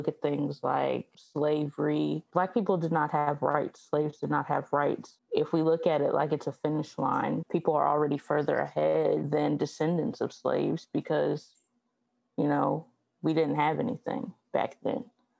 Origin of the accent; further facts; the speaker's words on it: Southwest Virginia, United States; I am from Southwest Virginia. It is the country.